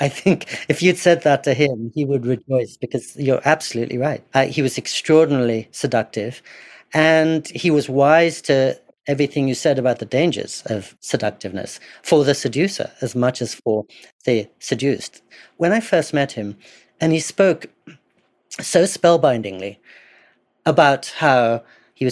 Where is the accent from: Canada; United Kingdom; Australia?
United Kingdom; England; I grew up in English boarding schools